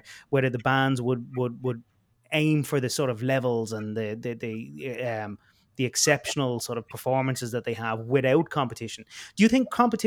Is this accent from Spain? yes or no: no; Ireland; I say I'm from Ireland, and they immediately ask me, do I know Gary Curtin, who I actually grew up with here in Ireland